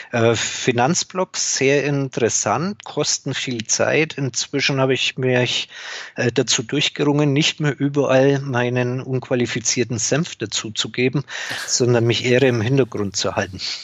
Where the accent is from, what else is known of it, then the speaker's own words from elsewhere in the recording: Upper Franconia, Bavaria, Germany; Ich bin gebürtiger Oberfranke.